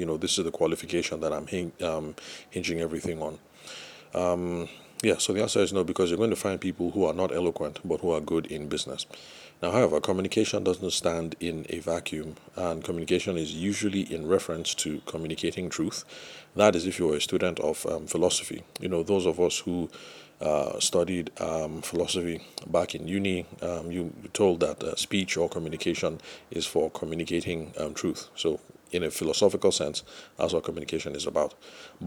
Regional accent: Lagos, Nigeria; for those of us who spent some time growing up in Lagos or other trading cities

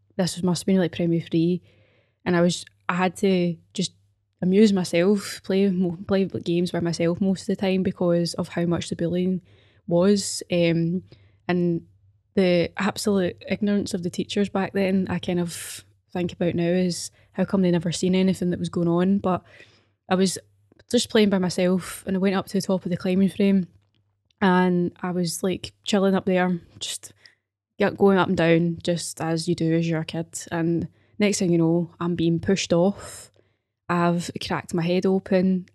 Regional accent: Glasgow, Scotland, United Kingdom; also born or lived in Paisley; I grew up in Govan

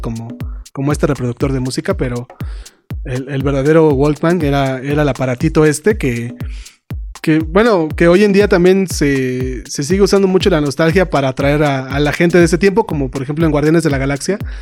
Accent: Mexico; nosotros en México

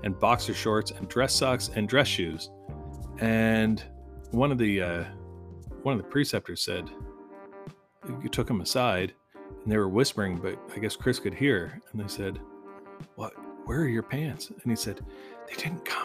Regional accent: Canada; as a Canadian

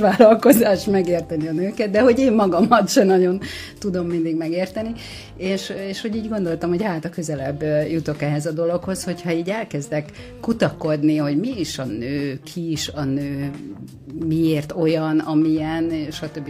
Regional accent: Érd, Pest, Hungary; érdi vagyok

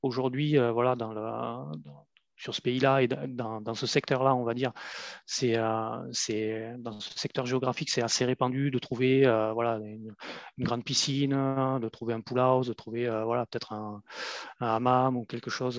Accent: France; moved away as an adult; also born or lived in Maghreb; à peine plus de 20 ans, j'ai quitté la France en fait et je me suis retrouvé à, l'étranger, donc dans, un pays du Maghreb

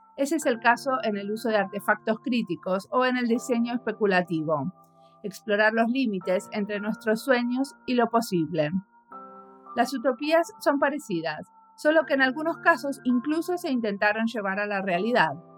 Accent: Buenos Aires, Argentina; moved away; Soy, porteña

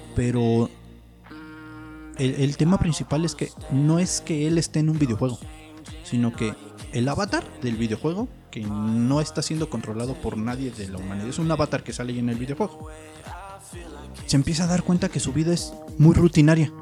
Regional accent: Mexico

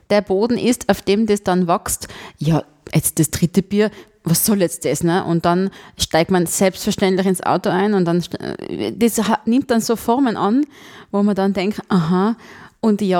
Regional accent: Tyrol, Austria; ich ja als Tirolerin auch mal rauskam und in die große weite Welt fuhr

